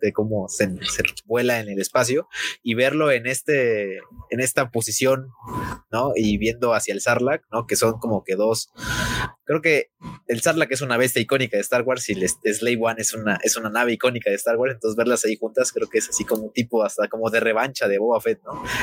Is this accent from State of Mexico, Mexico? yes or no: yes; Naucalpan, State of Mexico, Mexico; Vengo de Naucalpan